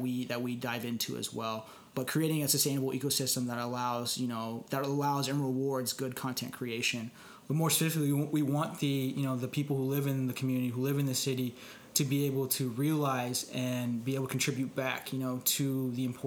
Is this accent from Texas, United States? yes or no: yes; Dallas, Texas, United States; moved away; I'm originally from Dallas